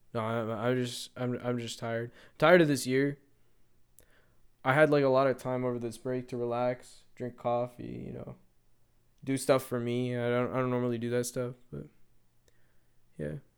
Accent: Canada; as a Canadian

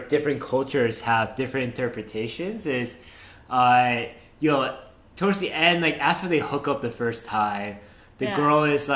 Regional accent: United States; as an American

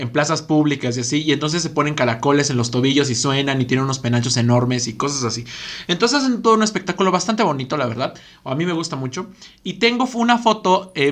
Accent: Ecatepec, State of Mexico, Mexico; sí nací en Catepec

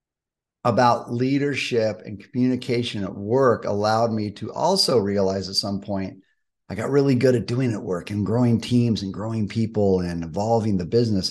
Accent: Malibu, California, United States; I was born and raised in Malibu.

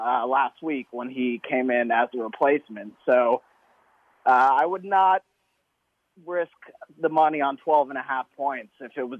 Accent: Houston, Texas, United States; And I'm from Houston.

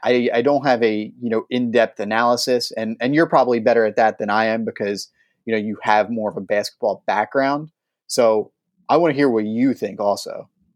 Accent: Philadelphia, Pennsylvania, United States; my hometown team, the Philadelphia Eagles

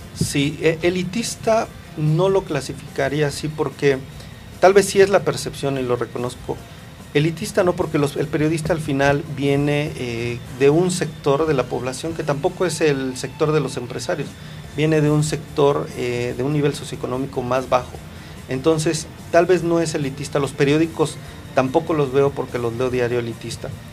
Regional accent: Mexico; empoderarnos como mexicanos

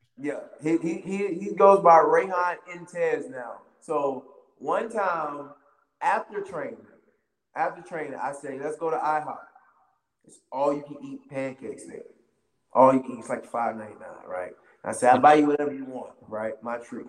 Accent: Wilmington, North Carolina, United States; I'm from Wilmington, North Carolina

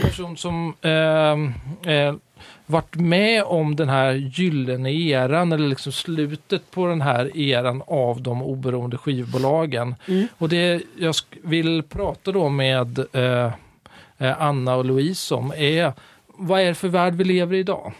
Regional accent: Stockholm, Stockholm County, Sweden; moved away as an adult; now in Gothenburg, Sweden; Jag är från Stockholm, mm. men eh, jag tillhör Göteborgs minsta minoritet. Eh, stockholmare som frivilligt bor i Göteborg

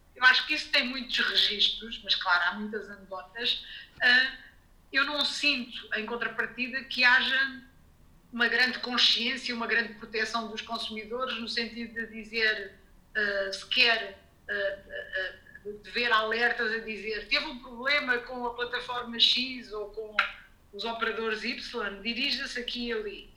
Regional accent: Lisbon, Portugal; moved away as an adult; now in Geneva, Switzerland; vivi toda a vida em Lisboa

